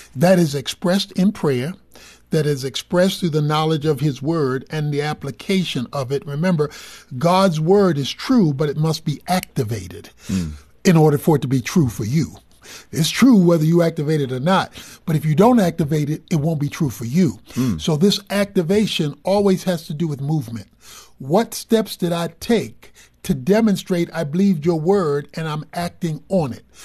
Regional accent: Dallas, Texas, United States; I'm from Dallas

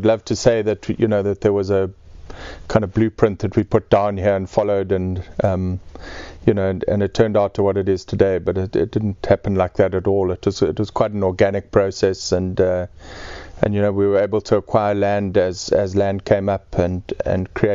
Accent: Eastern Cape, South Africa; born or raised there; moved away; also born or lived in Mpumalanga

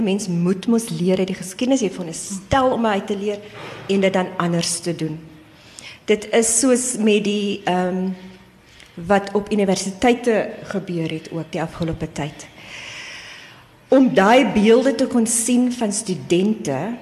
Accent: Cape Town, Western Cape, South Africa; Ek is self gebore in die Ooskaap. En ek was klein toe ons Kaap toe getrek het.

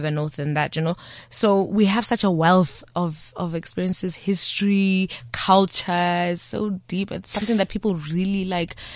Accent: South Africa; I'm South African.

